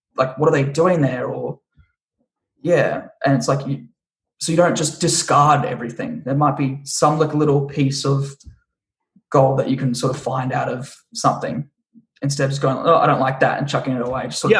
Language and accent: English; Australia; also born or lived in Brisbane; now in Los Angeles, United States; my own country and, and my own countrymen